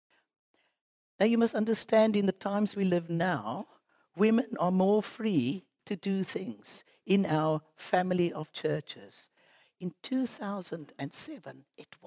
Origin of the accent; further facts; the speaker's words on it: Cape Town, Western Cape, South Africa; moved away as an adult; by the accent, you know, we come from Cape Town